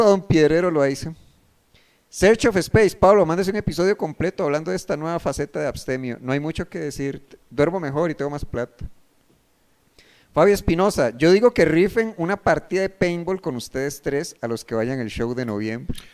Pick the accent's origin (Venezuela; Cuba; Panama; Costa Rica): Costa Rica; soy de Costa Rica